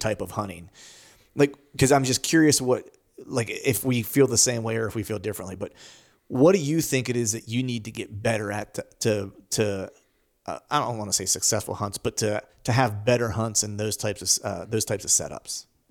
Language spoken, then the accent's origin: English; Pennsylvania, United States; grinding it out here in, in, in P